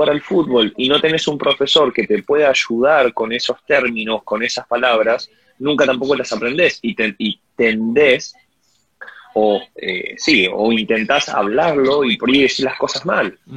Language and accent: Spanish; Uruguay; siendo uruguayo creo que eh, entras a la página de inmigraciones hay un lugar donde se saca una visa de turista